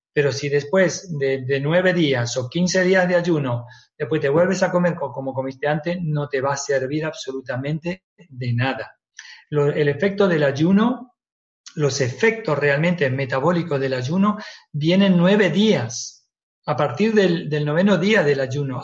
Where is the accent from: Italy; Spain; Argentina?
Argentina; moved away; yo nací en Argentina y que me he criado un poquito con eso